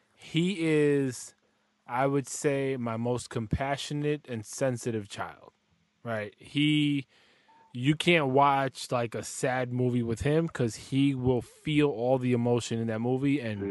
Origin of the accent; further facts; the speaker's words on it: New York City, New York, United States; I'm from the Bronx as well